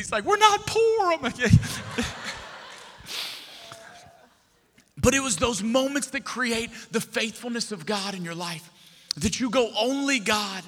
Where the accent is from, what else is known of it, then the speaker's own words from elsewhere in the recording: Lafayette, Louisiana, United States; also born or lived in Texas / Destin, Florida / Houston, Texas; I'm from Lafayette, Louisiana. It's always been home